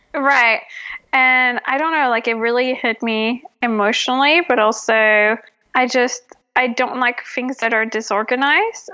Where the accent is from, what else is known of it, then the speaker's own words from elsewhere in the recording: France; moved away as an adult; now in Los Angeles, United States; I'm originally from France